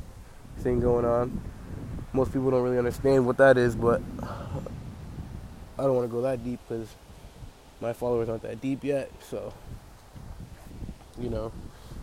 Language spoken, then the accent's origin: English; Pawtucket, Rhode Island, United States; I'm from Pawtucket, Rhode Island